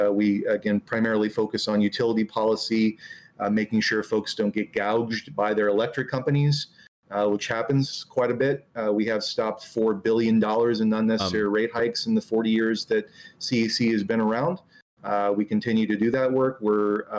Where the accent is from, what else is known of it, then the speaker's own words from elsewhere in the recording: Del Norte County, California, United States; also born or lived in San Francisco Bay Area; I grew up in very far northern end of California in a place called Del Mar County, which is mostly redwoods